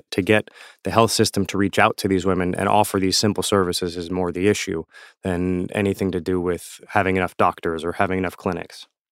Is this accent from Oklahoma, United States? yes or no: no; South Florida, United States; I learned Creole in South Florida growing up